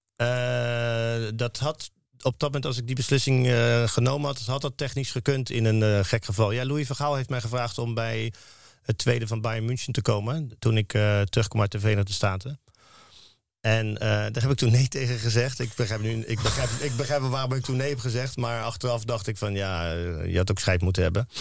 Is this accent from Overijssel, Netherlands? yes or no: no; Rotterdam, South Holland, Netherlands; als Rotterdammer